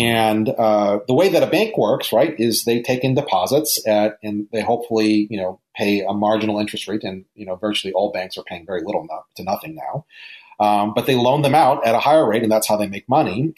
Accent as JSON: {"language": "English", "region": "Hawaii", "country": "United States", "tie": "born or raised there", "said": "growing up in Hawaii"}